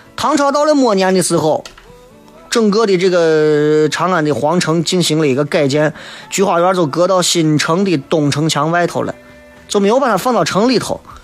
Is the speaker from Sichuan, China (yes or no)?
no; Xi'an, Shaanxi, China; 我一直觉得作为西安人，不够了解西安